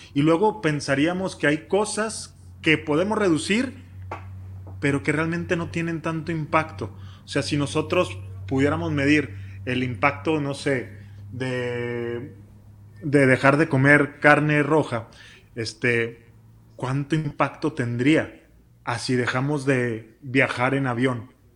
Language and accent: Spanish; Chihuahua, Mexico; somos de Chihuahua